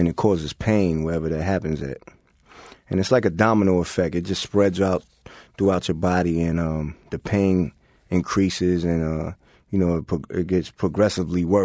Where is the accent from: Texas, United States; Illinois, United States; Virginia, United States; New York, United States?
New York, United States; New York City; we're from Queens